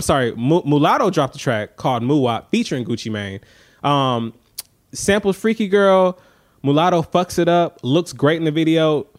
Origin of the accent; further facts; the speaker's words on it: Atlanta, Georgia, United States; I'm from Atlanta